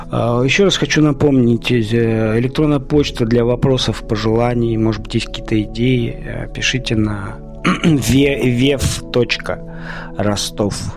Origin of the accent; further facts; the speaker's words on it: Siberia, Russia; Я человек из Сибири, да, живу сейчас не в Сибири, и очень страдаю от того, что нет леса.